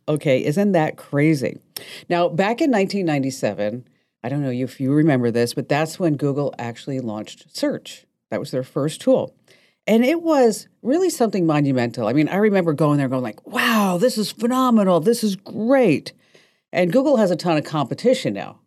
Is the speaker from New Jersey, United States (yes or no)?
yes; New Jersey, United States; I'm from New Jersey